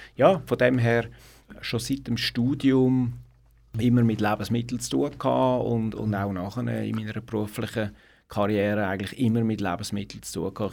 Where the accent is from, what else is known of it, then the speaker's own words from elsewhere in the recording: Zurich, Switzerland; Ich bin ein Stadtzürcher, also ich bin in Zürich-Hönk äh, aufgewachsen